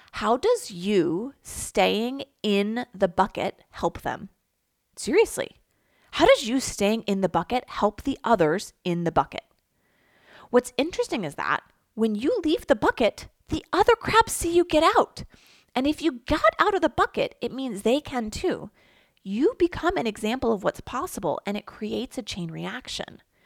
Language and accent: English; Philadelphia, Pennsylvania, United States; I grew up in the Philadelphia area